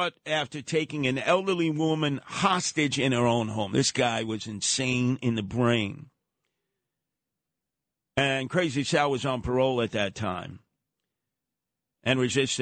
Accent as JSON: {"language": "English", "town": "New York City", "region": "New York", "country": "United States", "tie": "born or raised there", "said": "at the 69th Precinct in Canarsie a long time ago, which I grew up."}